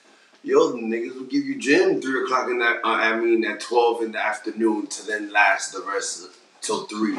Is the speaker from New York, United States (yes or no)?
yes; New York City, New York, United States; I grew up in Uptown Manhattan, Inwood, Dykeman area.